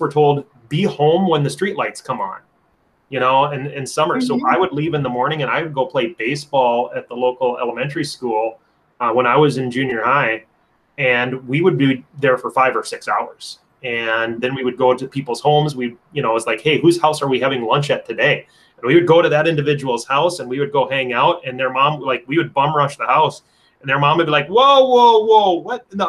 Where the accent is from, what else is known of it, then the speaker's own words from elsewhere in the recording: Anoka, Minnesota, United States; Anoka where I grew up